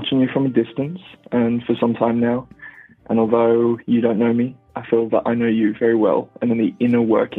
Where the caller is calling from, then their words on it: Australia; Australia, actually. Australia. I've been following you for some time.